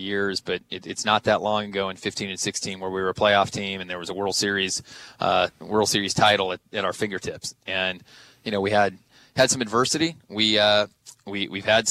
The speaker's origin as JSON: {"language": "English", "region": "Southern California", "country": "United States", "tie": "born or raised there", "also_born_or_lived": "Bay Area, California", "moved": "yes", "lives_now": "New York, United States", "said": "I grew up in Southern California"}